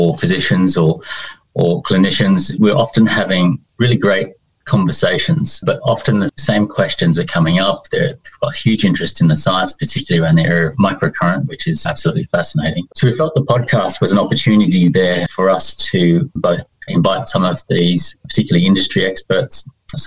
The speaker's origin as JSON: {"language": "English", "town": "Sydney", "region": "New South Wales", "country": "Australia", "tie": "born or raised there", "also_born_or_lived": "Winchester, United Kingdom", "accent": "Australian", "moved": "as an adult", "lives_now": "United Kingdom", "said": "I grew up in Sydney"}